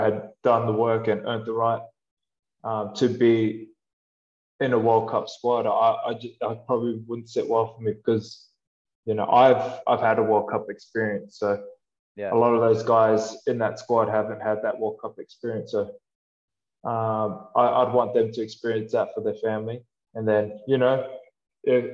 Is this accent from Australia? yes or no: yes; Australia; moved away as an adult; I grew up playing rugby and I grew up in Australia